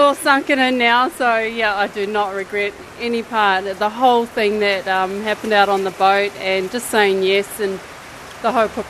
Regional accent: New Zealand; I'm a Kiwi.

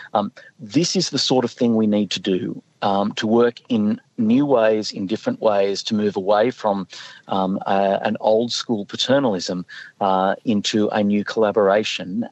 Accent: Northern Rivers, New South Wales, Australia; I'm from the Northern Rivers.

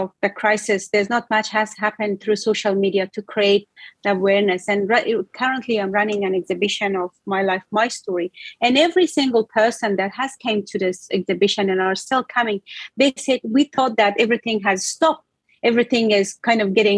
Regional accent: Afghanistan; now in Australia; I'm also coming from Afghanistan

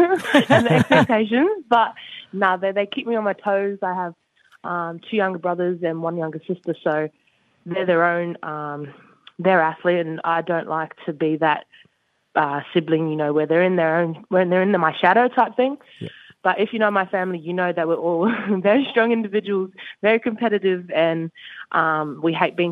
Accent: Perth, Western Australia, Australia; also born or lived in Sydney, New South Wales; moved to Perth back from like, because I was born in Sydney, relocated from my dad's job.

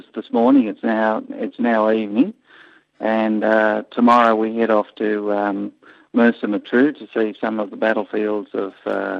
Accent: south of Cooma, New South Wales, Australia; also born or lived in Japan; I'm from south of Cooma in New South Wales.

